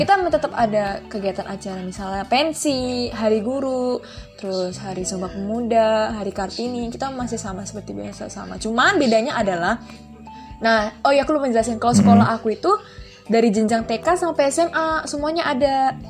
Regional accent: Kuala Lumpur, Malaysia; jadi aku akhirnya dilahirkan di sana di Kuala Lumpurnya di Malaysia di Kuala Lumpur di ibu kotanya terus dan nah, setelah aku lahir itu yaitu aku lanjut pendidikan SD sekolah dasar di sekolah negeri di Malaysia

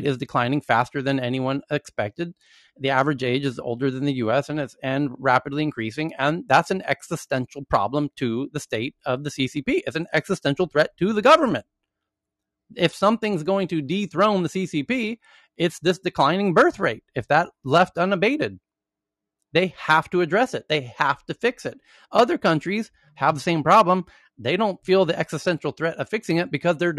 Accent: United States; moved away as an adult; now in Thailand; being an American who lives in Asia and works in Europe for more than a decade now

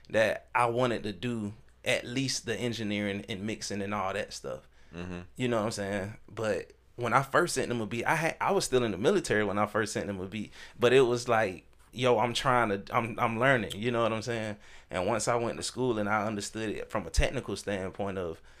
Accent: the South, United States; I grew up in the South with my dad

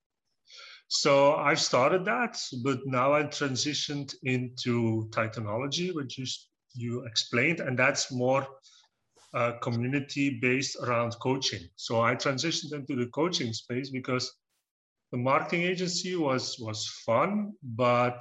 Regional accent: Belgium; I'm from Belgium. I'm pure Belgian. I've been living here for almost 40 years now, more than 40 years. And yeah, I've been growing up in the countryside

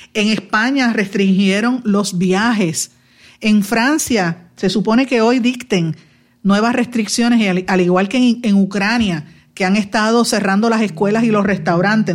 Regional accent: Guaynabo, Puerto Rico; mi pueblo de Guaynabo

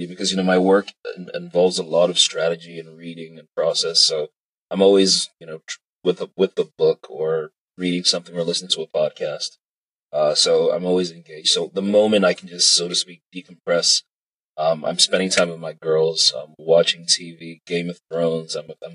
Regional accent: Nigeria; I'm Nigerian, proudly Nigerian, unashamedly Nigerian.

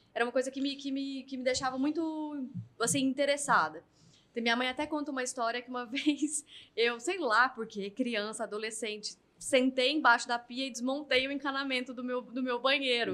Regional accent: Goiânia, Goiás, Brazil; moved away as an adult; now in São Paulo, Brazil; eu sou de Goiânia, né? Então eu vim para São Paulo aos 23, depois de ter me formado em Direito

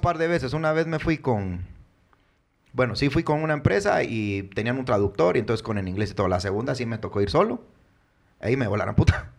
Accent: Guatemala; soy chapín

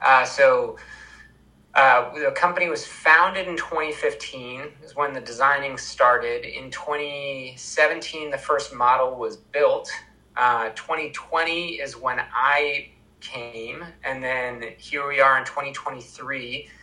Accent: Vermont, United States; I'm from Vermont

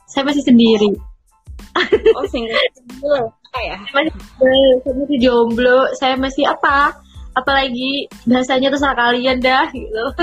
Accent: Jember, East Java, Indonesia

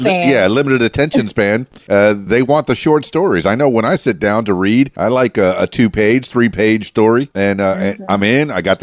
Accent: Miami, Florida, United States; also born or lived in Fort Lauderdale; I'm born and raised in Miami, the Florida Keys. … that's where that came from.

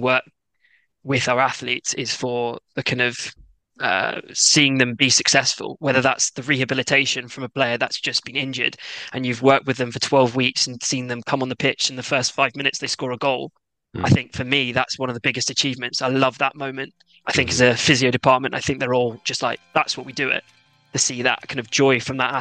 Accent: England, United Kingdom; accent: English; also born or lived in Japan / Glasgow; I was born out in Japan and then moved back to the UK. Both my parents are very proud Scots, but unfortunately, they brought me up in England, so I've got this English accent

